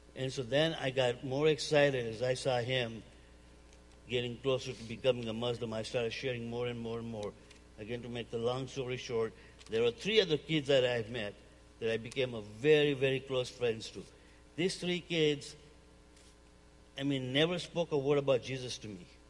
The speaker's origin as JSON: {"language": "English", "country": "Uganda", "moved": "yes", "lives_now": "United States", "said": "I'm originally from Uganda, East Africa. Um, came here in 1972."}